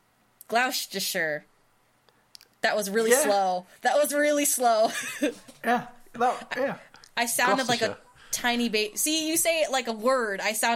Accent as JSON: {"language": "English", "country": "United States", "said": "as an American"}